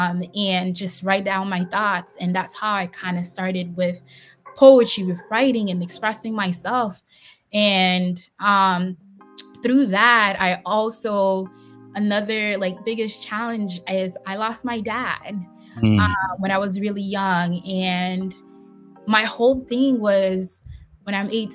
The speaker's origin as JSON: {"language": "English", "country": "Haiti", "tie": "born or raised there", "also_born_or_lived": "Boston, United States", "moved": "yes", "said": "my childhood growing up in Haiti"}